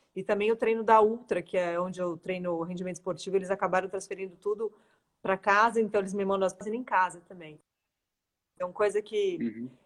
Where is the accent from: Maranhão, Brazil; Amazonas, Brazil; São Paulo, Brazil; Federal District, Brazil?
São Paulo, Brazil; Santos; now in São Paulo, Brazil; sou de Santos, mas eu moro em São Paulo